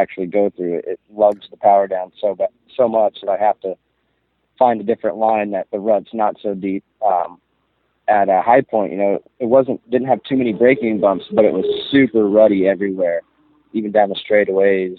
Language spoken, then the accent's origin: English; Pacific Northwest, United States; I'm from the Pacific Northwest